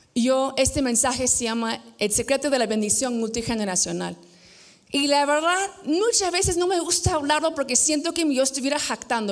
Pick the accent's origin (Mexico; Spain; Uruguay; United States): United States; moved away as an adult; now in Peru; yo crecí en Estados Unidos